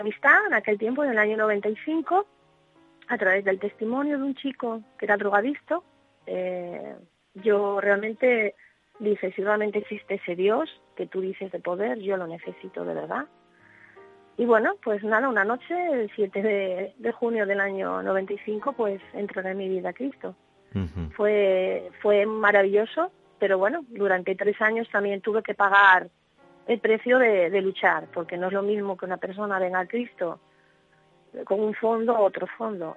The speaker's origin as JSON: {"language": "Spanish", "region": "Asturias", "country": "Spain", "tie": "born or raised there", "said": "yo nací en Asturias eh, a finales de los años 60 y aquí hay bastante tradición"}